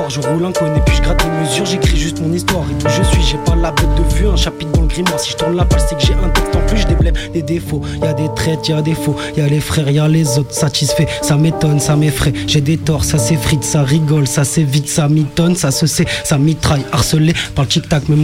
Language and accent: French; Marseille, Provence-Alpes-Côte d'Azur, France; Marseille 13.